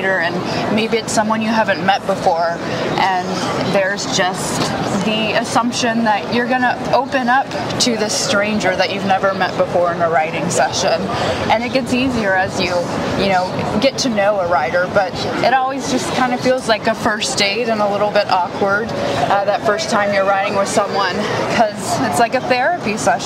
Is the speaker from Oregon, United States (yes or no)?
no; Knoxville, Tennessee, United States; moved away as an adult; now in Nashville, United States; growing up in Knoxville